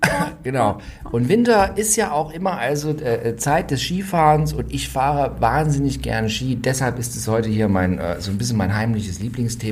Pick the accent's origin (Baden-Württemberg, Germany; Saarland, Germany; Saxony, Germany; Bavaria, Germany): Saxony, Germany; Ore Mountains foreland; ich komme aus dem Erzgebirgsvorland. Das heißt, früher in den äh, frühen 80ern, als ich Kind war, da lag da auch noch relativ viel Schnee